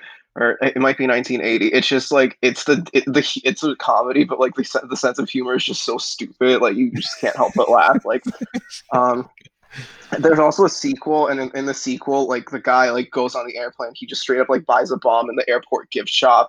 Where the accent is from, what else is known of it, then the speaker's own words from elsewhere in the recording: New York City, New York, United States; I've lived in New York my entire life, but I'm from New York City